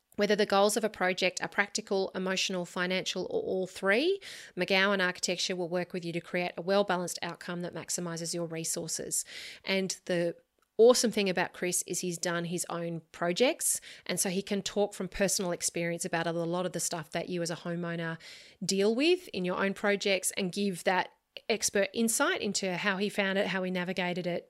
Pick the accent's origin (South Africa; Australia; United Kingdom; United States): Australia; As an Australian architect working on Australian homes